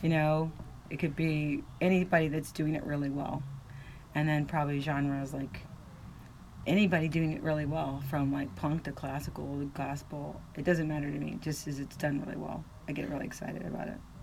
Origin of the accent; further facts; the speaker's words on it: near Lake Erie, northwestern Pennsylvania, United States; also born or lived in Los Angeles / New York; now in Maine, United States; Originally from way northwestern PA. Right on, I was born like 50 yards from the Lake Erie